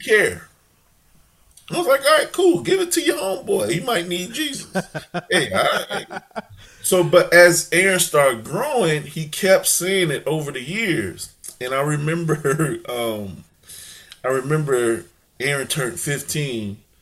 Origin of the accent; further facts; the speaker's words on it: Chicago, Illinois, United States; also born or lived in St. Louis, Missouri; I grew up in Chicago, lived a little bit in in St. Louis